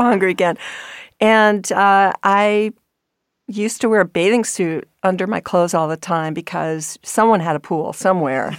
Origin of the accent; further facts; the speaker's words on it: New York, United States; I grew up in New York